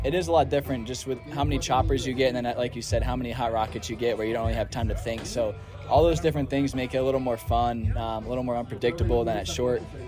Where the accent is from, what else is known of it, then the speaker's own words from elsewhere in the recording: East Coast, United States; moved away as an adult; also born or lived in Arizona; now in California, United States; I'm from the East Coast, but I always love the West Coast